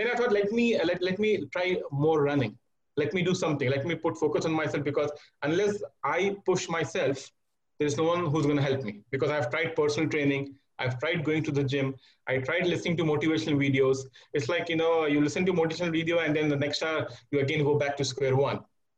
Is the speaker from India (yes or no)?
yes; India; moved away as an adult; now in Riyadh, Saudi Arabia; I'm an Indian national residing in Riyadh for the past 8 years.